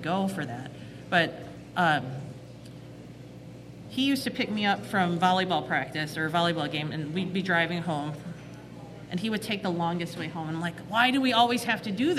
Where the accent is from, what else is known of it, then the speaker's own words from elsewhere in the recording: Chicago, Illinois, United States; I'm born and raised Chicagoan. I grew up in Chinatown and Bridgeport, bounced between the two